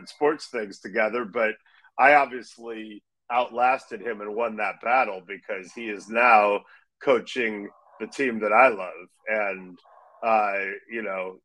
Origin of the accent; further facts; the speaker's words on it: Los Angeles, California, United States; moved away; also born or lived in San Francisco / near Sacramento; grew up